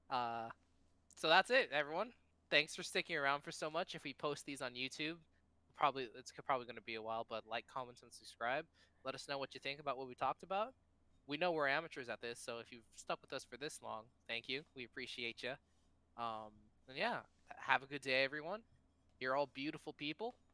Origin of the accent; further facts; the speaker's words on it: Bulgaria; So at first, I grew up poor in Bulgaria.